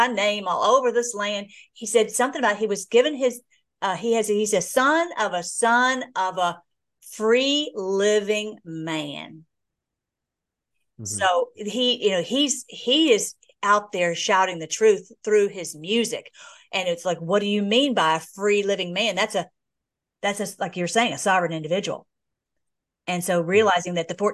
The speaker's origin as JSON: {"language": "English", "country": "United States", "tie": "born or raised there", "said": "I was born in America. I want to stay in America. That's my homeland"}